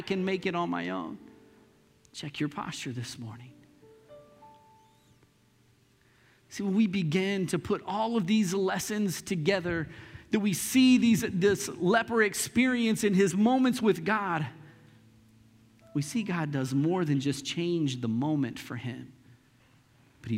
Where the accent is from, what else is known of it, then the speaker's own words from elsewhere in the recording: Lee's Summit, Missouri, United States; also born or lived in Northeast Kansas City, Missouri; when we moved from Northeast out to Lee Summit